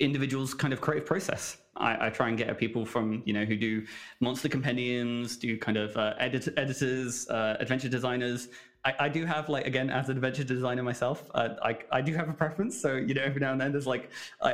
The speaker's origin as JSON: {"language": "English", "region": "England", "country": "United Kingdom", "said": "me as an English person"}